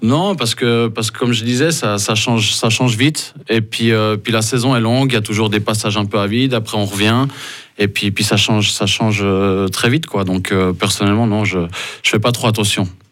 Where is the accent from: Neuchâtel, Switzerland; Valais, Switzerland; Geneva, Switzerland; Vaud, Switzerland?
Vaud, Switzerland; Lausanne; moved away as an adult; also born or lived in Ambrì; now in Fribourg, Switzerland; j'ai grandi à Lausanne